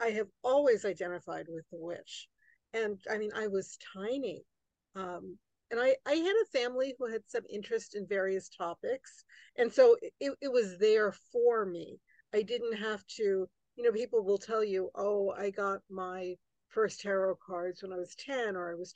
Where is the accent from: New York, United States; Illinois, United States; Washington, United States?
New York, United States; New York City; I grew up right outside New York City, in New York City, and right outside New York City